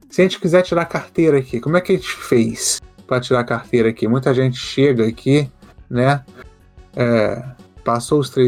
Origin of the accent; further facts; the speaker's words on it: Brazil; a gente veio do Brasil para estudar, para morar, para fazer o que for aqui, dormir no gelo, né?